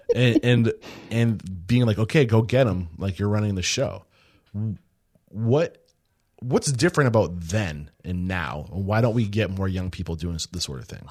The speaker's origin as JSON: {"language": "English", "town": "Exeter", "region": "New Hampshire", "country": "United States", "said": "I'm from New, the Exeter side"}